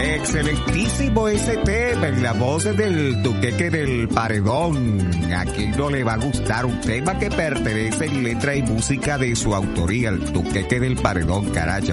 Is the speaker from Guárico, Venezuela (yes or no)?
yes; Zaraza, Guárico, Venezuela; now in Argentina; del llano, de Sarasa, de donde yo soy